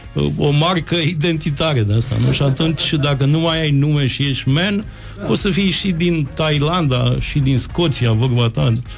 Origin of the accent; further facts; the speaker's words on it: Moldavia, Romania; eu sunt moldovean, moldovean